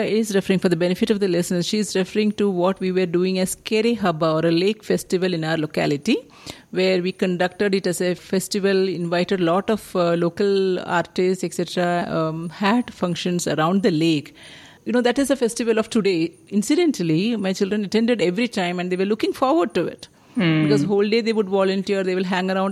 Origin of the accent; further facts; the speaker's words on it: Kerala, India; moved away as an adult; now in Bangalore, India; I grew up in Kerala.